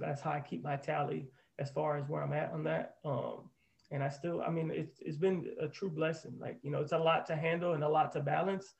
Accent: Orlando, Florida, United States; I'm born and raised in Orlando

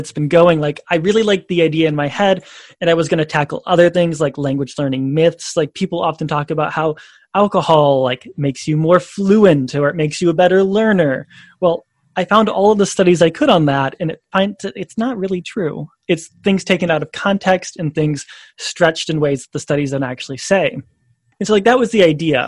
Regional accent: Indiana, United States; moved away as an adult; also born or lived in Chicago / France / China; now in Saitama, Japan; I'm originally from Indiana in the United States

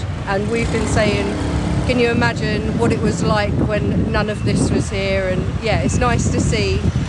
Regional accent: United Kingdom; from UK.

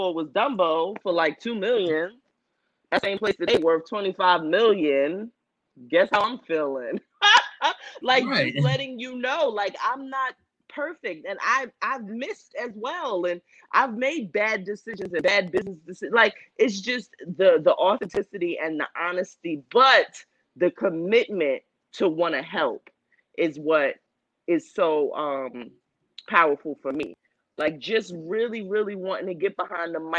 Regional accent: New Jersey, United States; I grew up in New Jersey

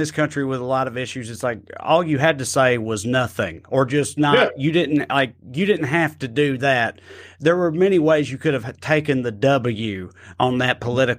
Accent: Salina, Tennessee, United States; my hometown of Salina, Tennessee

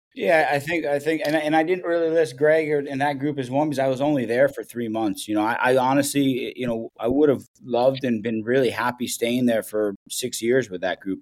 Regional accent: Columbus, Ohio, United States; moved away as an adult; I grew up in Columbus, Ohio

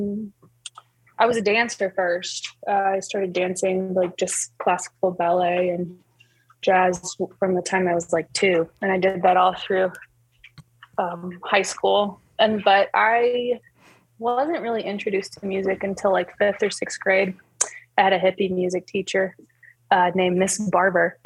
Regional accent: Auburn, Alabama, United States; moved away as an adult; also born or lived in southern Mexico; now in Loveland, United States; Auburn is where I was born and raised, and I lived there all my life

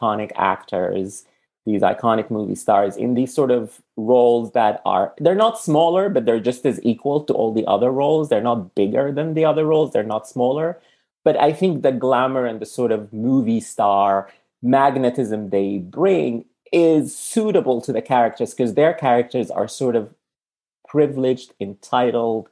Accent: Sudan; now in United States; I'm from Sudan, and if you have a Sudanese passport, you're stopped everywhere

